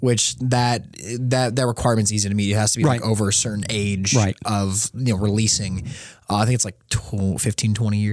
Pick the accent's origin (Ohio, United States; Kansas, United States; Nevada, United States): Nevada, United States; Las Vegas; now in Kentucky, United States; I'm originally from Las Vegas, Nevada.